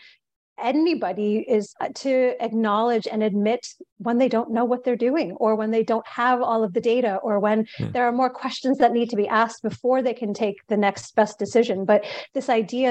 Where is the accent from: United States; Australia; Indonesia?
United States; New York; I'm originally from New York, born and bred New Yorker, and I come from a Indian American family